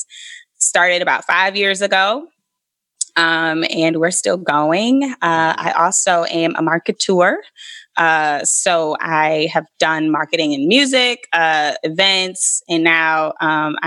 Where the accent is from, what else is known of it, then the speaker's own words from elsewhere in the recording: Elkhart, Indiana, United States; moved away as an adult; also born or lived in Atlanta / New York; I am originally from Elkhart, Indiana, a very small rural town, like an hour away from Gary. Grew up there